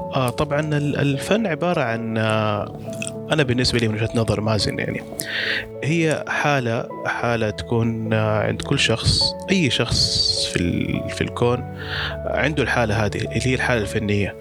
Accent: Mecca, Makkah Province, Saudi Arabia; كان عندنا في مكة

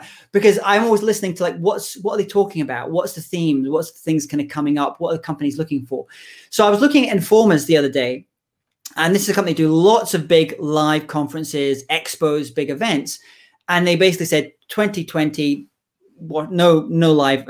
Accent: United Kingdom

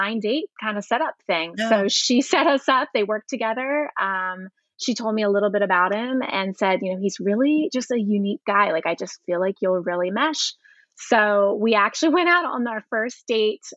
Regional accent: Elizabethtown, Pennsylvania, United States; I was in a little town called Elizabethtown

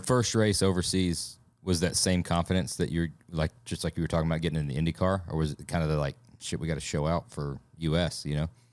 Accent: Alabama, United States; accent: Southern; moved away; I've lived a lot of places, but I'm from the South. I got a little bit of an accent.

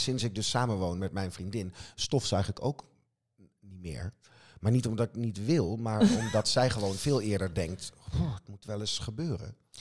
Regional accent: Wageningen, Gelderland, Netherlands; ik kom zelf uit Wageningen

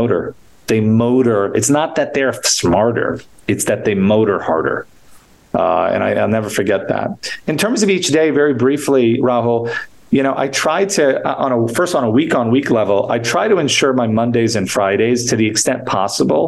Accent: New York, United States; I grew up in New York, and sports were a big part of my nourishment

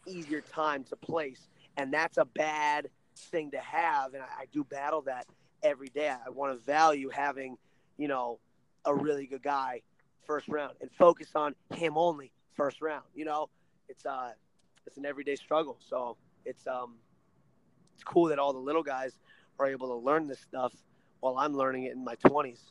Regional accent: Ohio, United States; I'm from Ohio

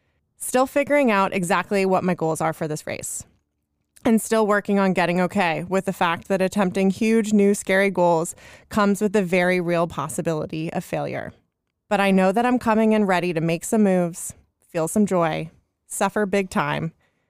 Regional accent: Carmel, California, United States; born or raised there; also born or lived in Los Angeles, United States / San Francisco, United States

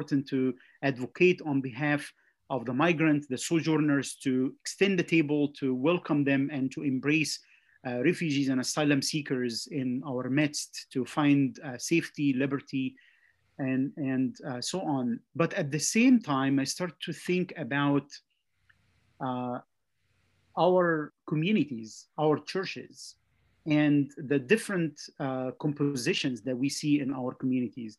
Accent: Egypt; moved away as an adult; also born or lived in Jersey City, New Jersey; now in Goshen, United States; I grew up in Egypt, pastored in Egypt at Presbyterian Church

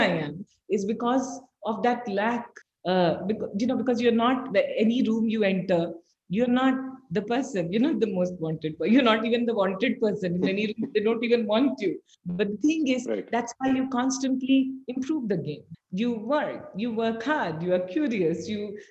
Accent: Bihar, India; moved away as an adult; also born or lived in Patna / Bombay; now in Bangalore, India; I grew up in Bihar

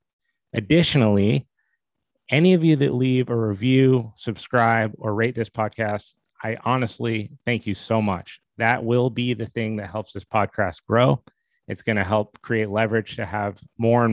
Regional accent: Steamboat Springs, Colorado, United States; also born or lived in Boston, Massachusetts; I was born in Boston, but I grew up in Steamboat Springs, Colorado. We moved to Steamboat when I was about 9 years old

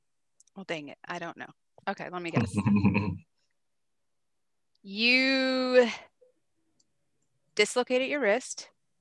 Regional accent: Pennsylvania, United States; moved away as an adult; now in Texas, United States; I'm not from here. I'm from Pennsylvania, but I still like it here a lot. it's kind of reminds me, I live out further in the like Fulshear area, so it's a little more country. So it reminds me of back home.

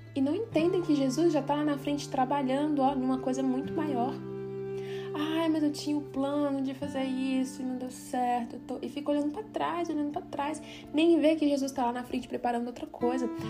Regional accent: Brazil; now in Switzerland; sair da minha terra, da minha parentela, deixar tudo que eu tinha e vir para a Suíça

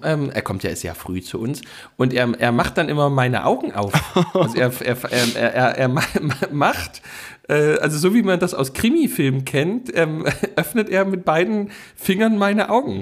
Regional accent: Saxony, Germany; bei uns in Sachsen

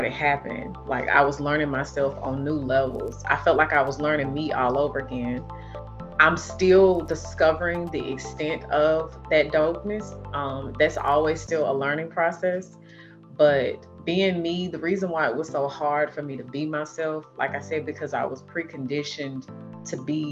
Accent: Nashville, Tennessee, United States; I was raised in North Nashville, which is considered the hood.

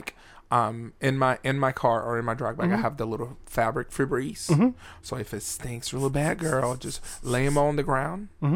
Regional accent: Venezuela; I'm the friend from Venezuela

